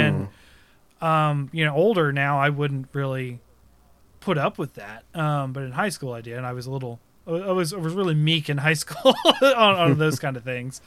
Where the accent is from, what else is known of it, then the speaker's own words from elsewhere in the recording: Ohio, United States; I am from the Shawnee tribe here in Ohio. And granted, I'm a mix, obviously. But, like, I grew up in the tribe.